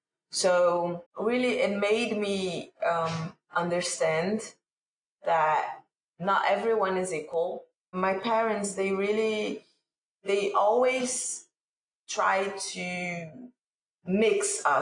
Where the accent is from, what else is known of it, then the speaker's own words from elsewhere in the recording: Brazil; also born or lived in England; So I was born in England, and then, but I don't remember anything. I don't even have a passport because over there is bloodline and my parents are Brazilian. So I am full Brazilian, 100%. I stayed there until I was 3, then came back to Brazil.